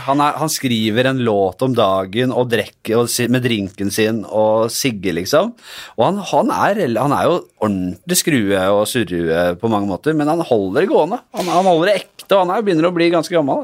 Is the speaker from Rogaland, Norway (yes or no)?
no; Oslo, Norway; Fra Bekkelaget, det er der jeg er fra.